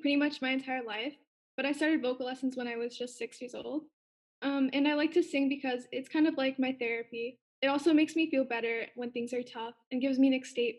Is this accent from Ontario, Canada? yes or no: yes; Brantford, Ontario, Canada; I'm from Brantford, Ontario, Canada.